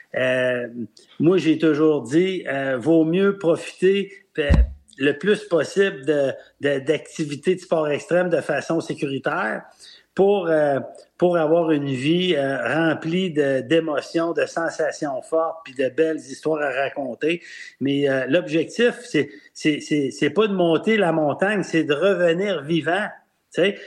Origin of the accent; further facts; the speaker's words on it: Quebec City, Quebec, Canada; also born or lived in Sainte-Foy; Je suis né à Sainte-Foy, puis j'ai grandi à Cap-Rouge